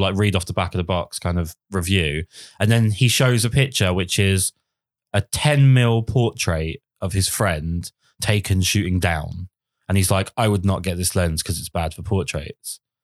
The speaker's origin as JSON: {"language": "English", "country": "United Kingdom", "said": "I'm British"}